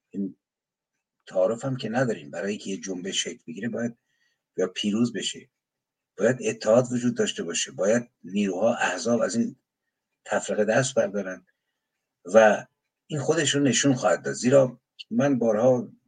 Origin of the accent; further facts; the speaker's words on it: Iran; born there; من متحد به انسان ایرانی هم که توی مملکت زاده شدم زبانش رو میدونم شعرش رو میشناسم ادبیاتش رو میشناسم